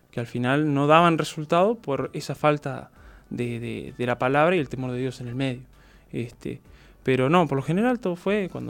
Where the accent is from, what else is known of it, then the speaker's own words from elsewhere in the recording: Montevideo, Uruguay; also born or lived in Florida; Nací acá en Montevideo nos habíamos ido a Florida por un tema de que, ta, mi madre tenía a mi abuela